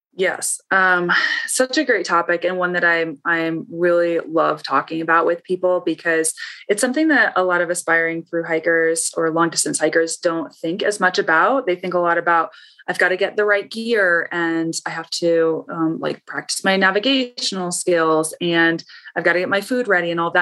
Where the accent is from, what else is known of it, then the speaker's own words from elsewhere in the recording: Ohio, United States; I grew up in Ohio